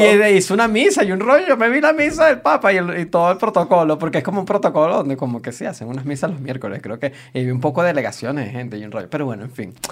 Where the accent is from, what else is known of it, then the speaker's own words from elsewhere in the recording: Venezuela; nosotros somos de Venezuela